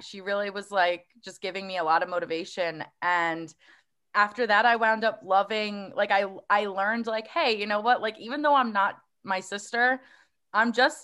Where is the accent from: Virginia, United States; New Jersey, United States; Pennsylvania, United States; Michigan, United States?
New Jersey, United States; Woodbridge; I grew up in Woodbridge.